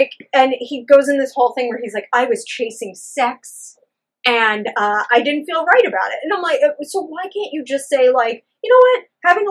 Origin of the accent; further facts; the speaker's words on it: New York, United States; as a New Yorker and a viewer